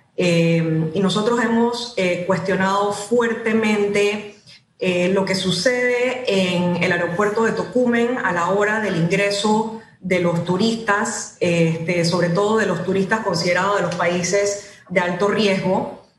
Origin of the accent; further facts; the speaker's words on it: Panama; tenemos que juntarnos todos como panameños